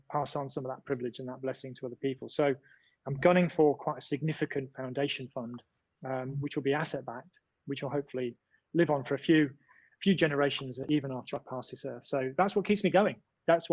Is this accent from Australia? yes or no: no; United Kingdom; I'm British.